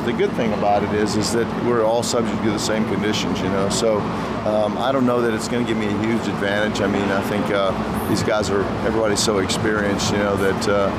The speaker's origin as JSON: {"language": "English", "region": "Texas", "country": "United States", "tie": "born there", "said": "I mean, I was born in Texas"}